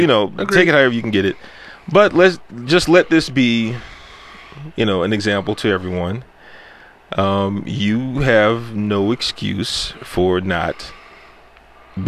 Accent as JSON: {"language": "English", "country": "United States", "tie": "born or raised there", "said": "I grew up in the hood. I grew up in Sunnyside."}